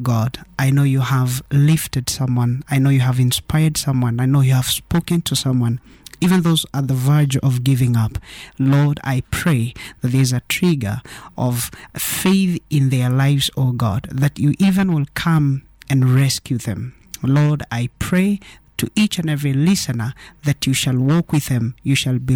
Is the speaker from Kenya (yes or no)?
yes; Kenya; I'm Kenyan